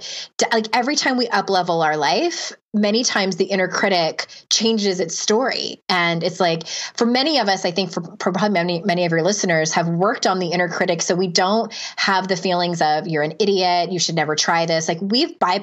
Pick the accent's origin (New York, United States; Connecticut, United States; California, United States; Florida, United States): California, United States; San Diego; Diego, my hometown